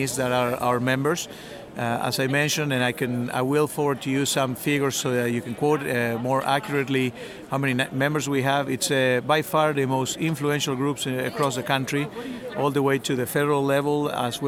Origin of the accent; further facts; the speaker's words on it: Argentina; moved away as an adult; also born or lived in Canada; now in Winnipeg, Canada; I was born in Argentina.